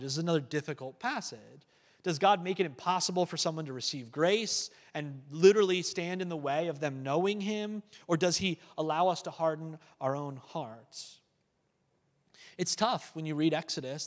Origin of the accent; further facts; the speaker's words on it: United States; as a American